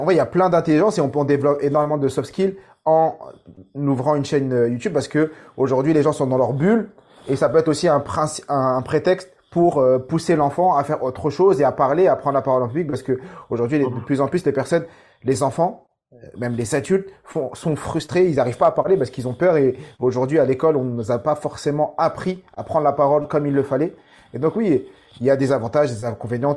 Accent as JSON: {"language": "French", "town": "Saint-Ouen", "region": "Île-de-France", "country": "France", "tie": "born or raised there", "said": "j'ai grandi à Saint-Ouen dans 93"}